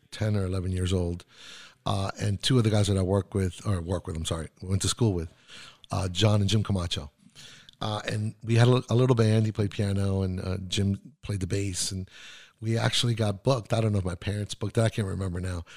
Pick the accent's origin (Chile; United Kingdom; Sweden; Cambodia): Chile; Santiago, Santiago Metropolitan Region; first language Spanish; English is a second language; moved away; also born or lived in Miami / New York; I was born in Santiago, Chile.